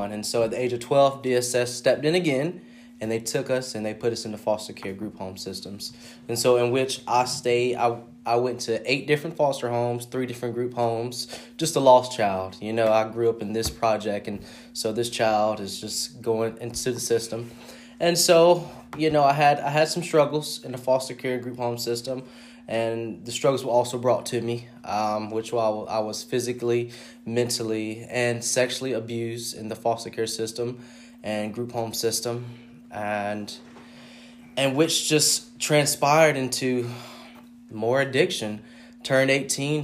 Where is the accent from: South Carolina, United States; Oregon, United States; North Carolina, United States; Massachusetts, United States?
North Carolina, United States; Fayetteville; I'm from Fayetteville, North Carolina.